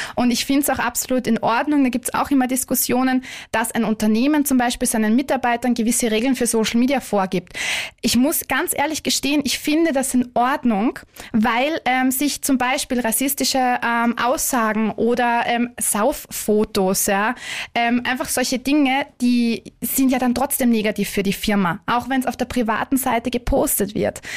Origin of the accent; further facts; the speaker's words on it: Vienna, Austria; moved away; ich bin ursprünglich Wienerin